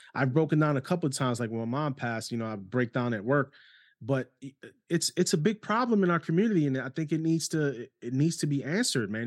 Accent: New York City, New York, United States; moved away; also born or lived in Ohio; New York City half of my life before going on Ohio

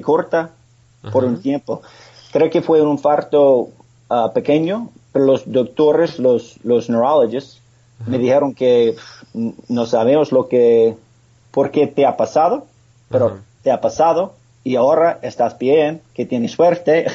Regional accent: Pennsylvania, United States; Spanish is a second language; Nací en Pennsylvania, en un pueblo muy pequeño, y tengo una familia muy buena

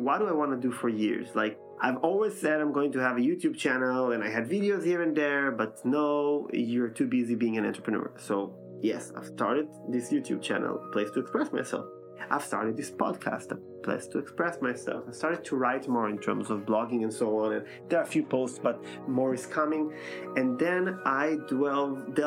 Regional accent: Israel; moved away as an adult; now in Vienna, Austria; I'm coming from Israel

